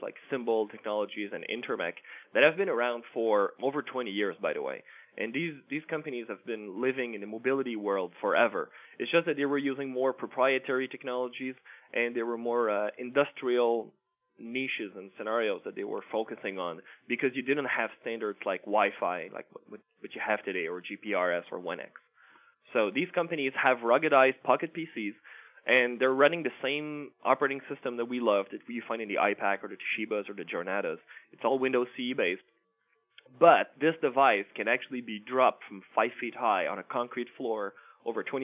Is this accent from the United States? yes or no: no; Canada; I'm a Canadian